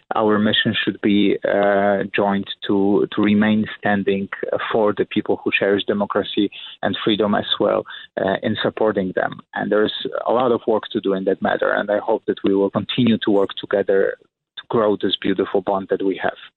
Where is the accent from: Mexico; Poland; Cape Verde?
Poland; moved away as an adult; now in New York, United States; Polish nation prevailed